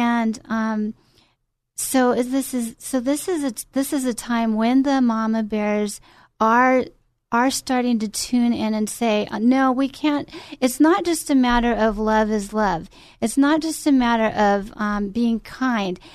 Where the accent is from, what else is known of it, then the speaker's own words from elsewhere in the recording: Glendale, California, United States; I grew up in Glendale, California